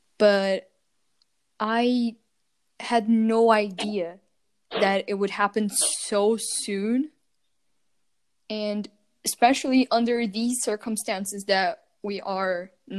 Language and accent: English; Brazil; English is a second language; now in Austria; I am from Brazil. And I've been living in Brazil until I don't even remember.